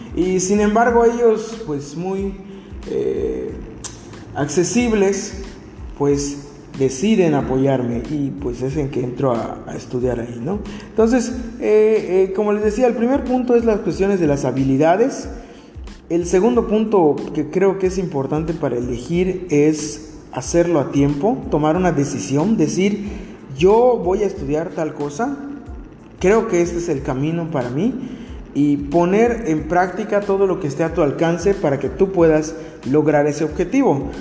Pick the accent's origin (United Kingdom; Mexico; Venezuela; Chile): Mexico; como buen mexicano